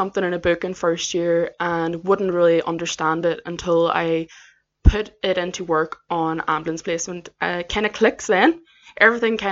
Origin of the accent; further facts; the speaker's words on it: County Derry, Northern Ireland, United Kingdom; moved away as an adult; now in England, United Kingdom; I am from County Derry in Northern Ireland. And I came to England specifically to study paramedic science due to there being no courses back home